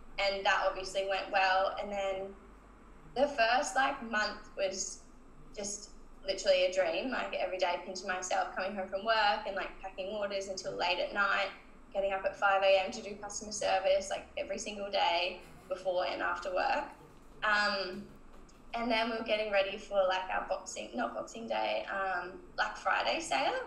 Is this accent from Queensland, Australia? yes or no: yes; Cairns, Queensland, Australia; moved away; I'm from Cairns originally, and we go there for Christmas every year.